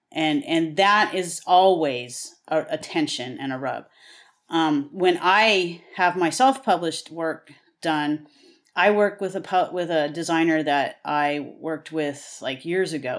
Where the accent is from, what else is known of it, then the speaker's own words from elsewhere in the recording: the Western United States, United States; I am from the West. I am a Westerner through and through.